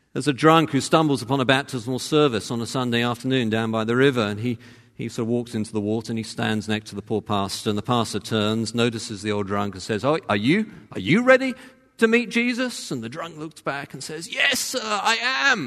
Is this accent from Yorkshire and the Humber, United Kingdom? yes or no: no; Cambridge, East of England, United Kingdom; moved away; I'm from Cambridge